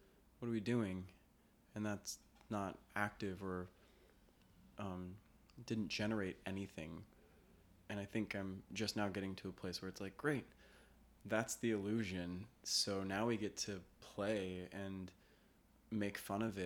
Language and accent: English; Denver, Colorado, United States; also born or lived in Los Angeles, California; now in New York City, United States; I grew up in Denver